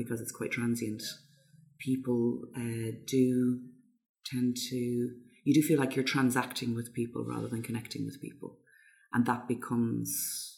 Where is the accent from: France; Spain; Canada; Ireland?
Ireland; Dublin, Leinster; moved away as an adult; also born or lived in London; now in Dublin, Ireland; where I grew up in Dublin, there's a hugely strong sense of community there